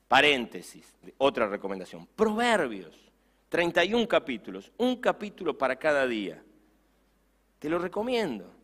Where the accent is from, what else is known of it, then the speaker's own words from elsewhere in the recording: Campana, Buenos Aires Province, Argentina; me subí en la ciudad de Campana a mi bicicleta